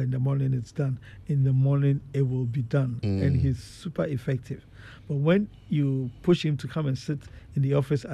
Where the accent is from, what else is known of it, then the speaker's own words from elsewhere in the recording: Ghana; moved away; I grew up in Ghana where I had to go through secondary school